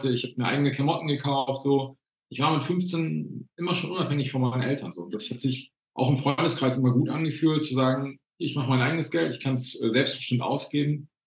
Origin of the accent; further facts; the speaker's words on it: Northern Germany, Germany; ich bin in Norddeutschland groß geworden und äh, wir wohnen jetzt in Bayern mittlerweile